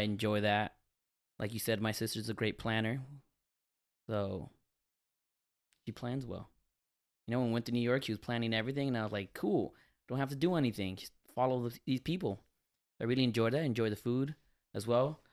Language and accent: English; Colombia; also born or lived in United States; now in Miami, United States; my earliest memories are of me living in Colombia. I was born here in the States, but moved to Colombia.